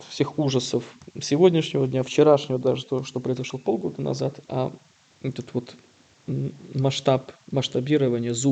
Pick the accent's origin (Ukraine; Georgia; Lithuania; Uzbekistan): Ukraine; Kyiv; так я полонист, имя польские корни, те сам киевлянин